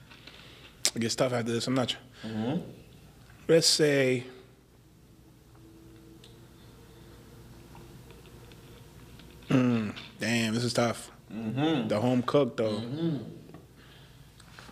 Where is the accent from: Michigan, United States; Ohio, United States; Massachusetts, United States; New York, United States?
New York, United States; as a New Yorker